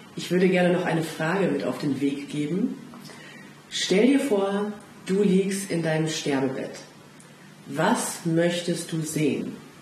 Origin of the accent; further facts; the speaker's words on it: Rhineland, Germany; als Rheinländerin